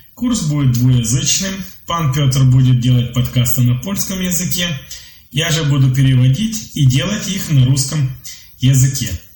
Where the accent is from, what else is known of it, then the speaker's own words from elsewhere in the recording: Belarus; also born or lived in Minsk; Я из Беларуси. Живу в Минске.